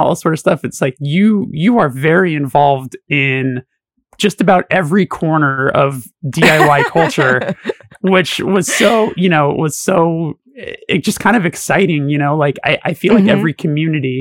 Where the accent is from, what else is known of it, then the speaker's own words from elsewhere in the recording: Los Angeles, California, United States; I'm born and raised in Los Angeles